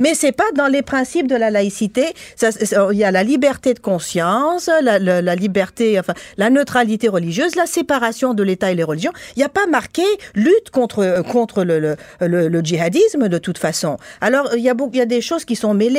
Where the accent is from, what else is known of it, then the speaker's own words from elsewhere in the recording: Tunisia; now in Quebec, Canada; moi je suis tunisienne